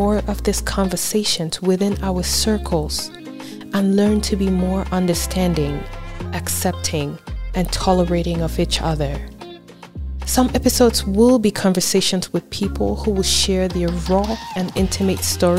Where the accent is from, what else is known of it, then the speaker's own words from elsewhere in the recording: Cameroon; Growing up in Cameroon, Africa